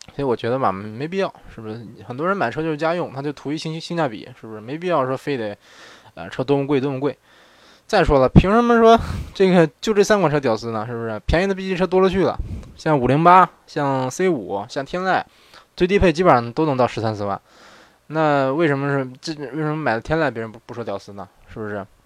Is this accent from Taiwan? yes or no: no; northern China, China; moved away as an adult; now in Japan; 虽然我是北方人